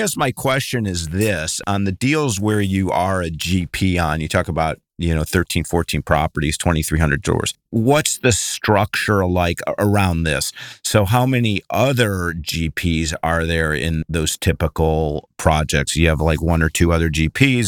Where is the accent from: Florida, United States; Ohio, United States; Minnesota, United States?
Ohio, United States; Cleveland; moved away; also born or lived in Bay Area; I'm actually from Cleveland originally